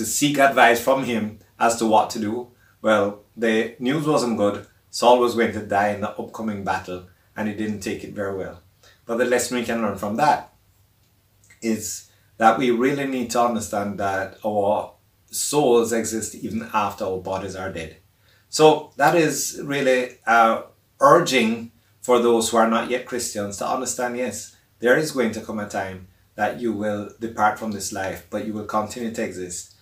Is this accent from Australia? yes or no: no; Montego Bay, Saint James, Jamaica; now in Kingston, Jamaica; where I grew up in Montego Bay, Jamaica